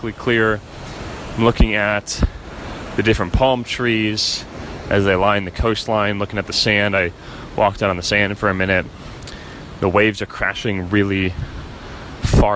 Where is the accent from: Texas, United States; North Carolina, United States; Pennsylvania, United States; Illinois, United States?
Illinois, United States; Chicago; moved away as an adult; also born or lived in San Diego; we're not from here, we're from Chicago